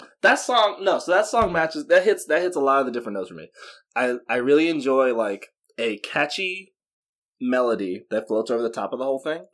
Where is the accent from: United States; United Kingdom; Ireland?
United States; Baton Rouge, Louisiana; I'm from Baton Rouge, not New Orleans, but still, you know, it's like South Louisiana